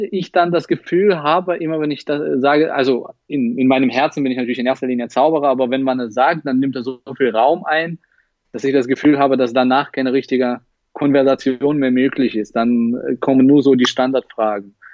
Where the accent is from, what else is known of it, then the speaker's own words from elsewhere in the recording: Russia; now in Halle, Germany; Äh, Russland. Ich komme aus Russland.